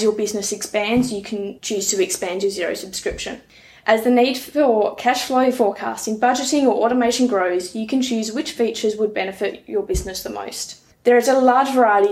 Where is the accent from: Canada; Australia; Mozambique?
Australia; Badgingarra, Western Australia; also born or lived in Perth; now in Moora, Australia; I'm originally from Badgingarra